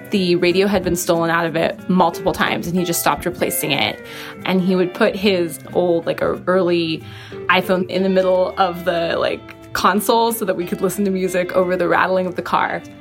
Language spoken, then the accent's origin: English; Washington, United States; Um, I'm from Washington State, but he's actually from Hawaii.